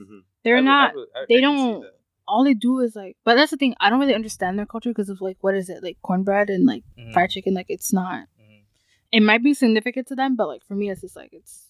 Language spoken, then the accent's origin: English; Miami, Florida, United States; also born or lived in Congo; now in Canada; I'm from Miami, yeah.